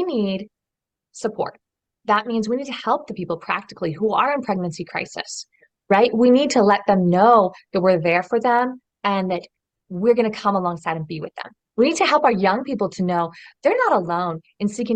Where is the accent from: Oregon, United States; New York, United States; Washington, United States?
Oregon, United States; just outside of Portland; moved away as an adult; also born or lived in Europe; I grew up in Oregon, so just outside of Portland, Oregon